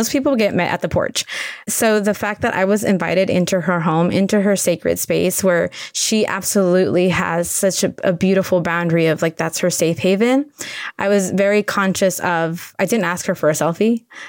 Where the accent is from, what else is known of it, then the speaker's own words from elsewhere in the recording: Tijuana, Baja California, Mexico; English is a second language; now in United States; I mean, I learned English watching Julia Child on TV in Tijuana. So I'm ESL, and we learned English watching the KP, you know, public broadcast TV